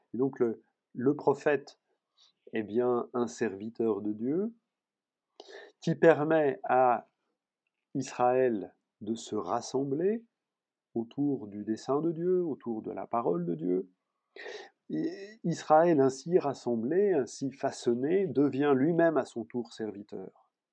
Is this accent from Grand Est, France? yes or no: no; Paris, Île-de-France, France; je suis parisien